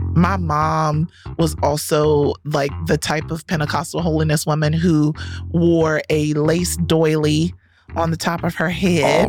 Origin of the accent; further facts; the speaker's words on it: Rocky Mount, North Carolina, United States; my hometown of rocky mount north carolina